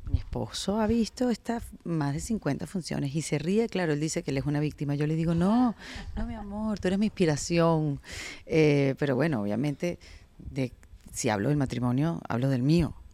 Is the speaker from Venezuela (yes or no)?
yes; Venezuela; moved away; yo soy venezolana